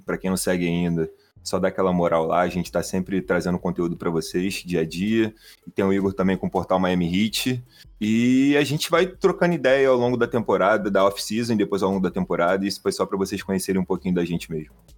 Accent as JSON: {"language": "Portuguese", "region": "Rio de Janeiro", "country": "Brazil", "accent": "carioca", "said": "a gente é aqui do Rio de Janeiro. É, eu sou aqui da área de Jacarepaguá"}